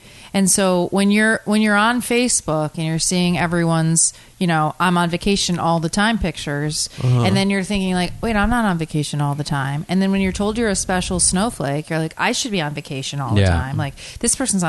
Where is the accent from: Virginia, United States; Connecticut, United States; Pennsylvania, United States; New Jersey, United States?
Connecticut, United States; I'm from Connecticut